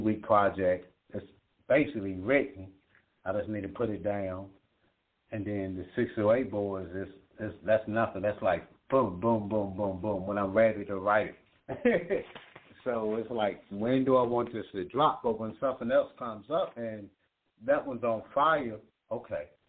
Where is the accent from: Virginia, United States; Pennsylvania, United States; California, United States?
Virginia, United States; all my people from my hometown in Virginia